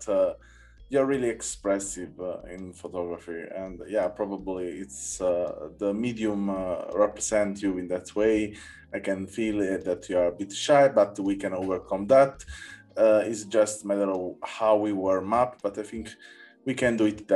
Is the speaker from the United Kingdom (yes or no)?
no; Naples, Campania, Italy; my hometown in Naples